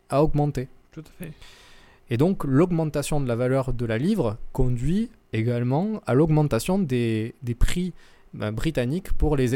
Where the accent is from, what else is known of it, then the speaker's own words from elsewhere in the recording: France; chez nous en France